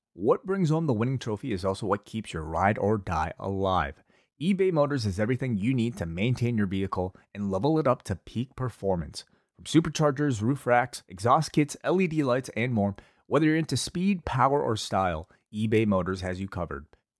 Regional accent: Canada; It's great being Canadian.

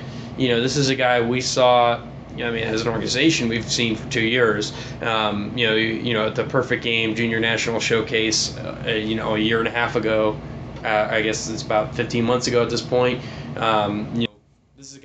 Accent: Northeast, United States; I'm from the Northeast

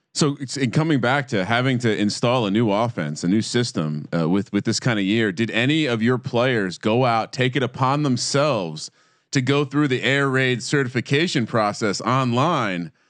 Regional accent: East Coast, United States; moved away; When I growing up on the East Coast, we didn't have as much rugby.

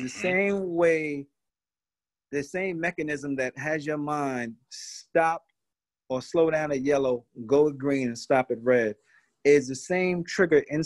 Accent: New York City, New York, United States; moved away; also born or lived in Brooklyn / Long Island; I was born in Brooklyn, grew up in Queens, and then migrated to different parts of Long Island.

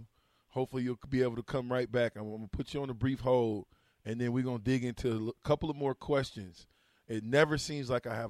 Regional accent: Nebraska, United States; I'm from Nebraska

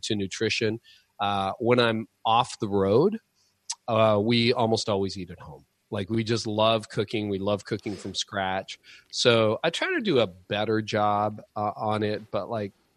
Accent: Canada; But being Canadian, we get about 5 to 6 months of really good cycling weather

